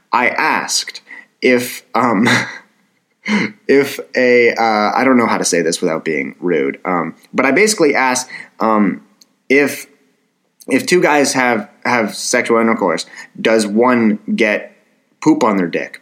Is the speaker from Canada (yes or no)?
yes; Ottawa, Ontario, Canada; my hometown, and it's Ottawa, Canada